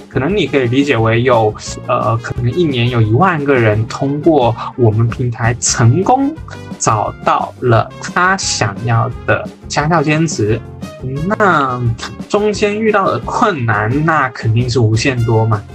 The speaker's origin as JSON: {"language": "Chinese", "area": "the Northwest", "region": "Northwest China", "country": "China", "moved": "yes", "said": "我来自大西北，一路南下求学，从江南到湾区"}